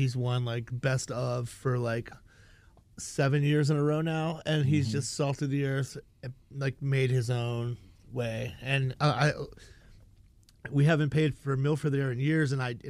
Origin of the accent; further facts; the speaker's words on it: the South, United States; And it's so funny because we're all from the South and nobody drinks.